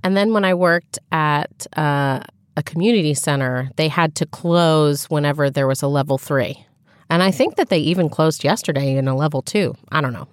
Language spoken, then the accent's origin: English; Dayton area, Ohio, United States; in my hometown, we had a Heritage Days festival, right? Because we had several log cabins from throughout the Dayton area